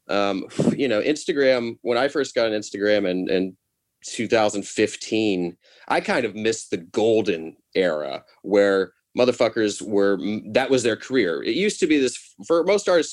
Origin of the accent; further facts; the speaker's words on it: Nashville, Tennessee, United States; people you and I know from high school or from growing up in Nashville